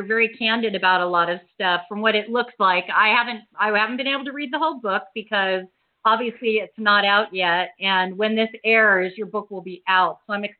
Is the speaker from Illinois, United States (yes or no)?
no; Huntington Beach, California, United States; now in Washington, D.C., United States; I grew up in Huntington Beach.